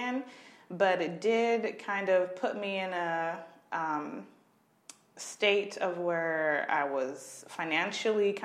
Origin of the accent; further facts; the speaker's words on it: Carbondale, Illinois, United States; also born or lived in Alton, Illinois / Chicago, Illinois; grew up in a small town in southern Illinois called Carbondale, Illinois